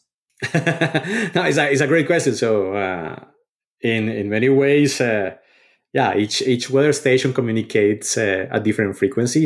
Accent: Colombia; moved away; growing up in Colombia

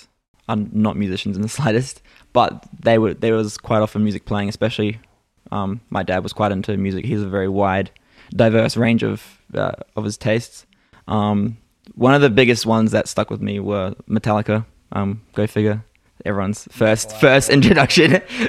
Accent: Australia; also born or lived in New Zealand; I think I stopped lessons because I was born in New Zealand, and I was getting guitar lessons over there. And then moved to Australia.

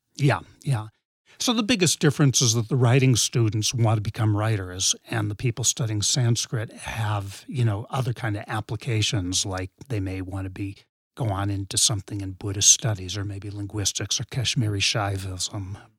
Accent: New England, west of Boston, Massachusetts, United States; I grew up in New England, west of Boston

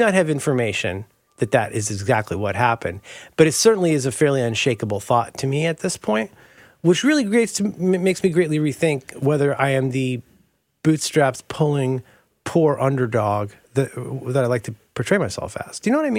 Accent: Florida, United States; Like, growing up in Florida, yeah.

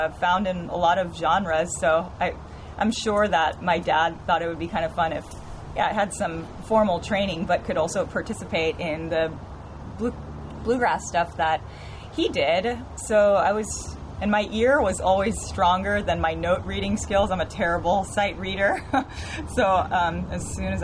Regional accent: San Francisco, California, United States; I was born and raised in San Francisco.

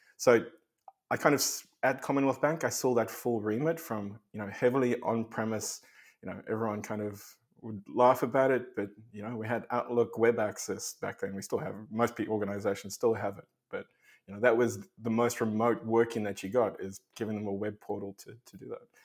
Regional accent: South Africa; moved away as an adult; also born or lived in Australia; I grew up in South Africa

